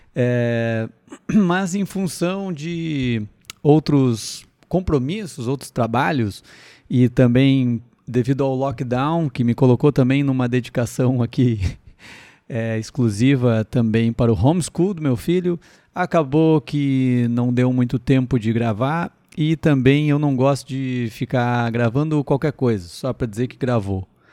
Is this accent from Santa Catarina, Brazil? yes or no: no; Sapiranga, Rio Grande do Sul, Brazil; eu sou da cidade de Sapiranga, para quem não sabe uma cidade de 70 mil habitantes, por aí, 70, 80 mil habitantes, né, na região metropolitana de Porto Alegre